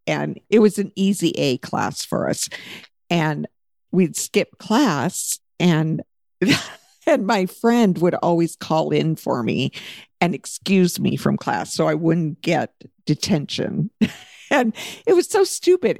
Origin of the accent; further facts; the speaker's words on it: Alaska, United States; we all lived in Alaska when we were young, and then we moved away from Alaska.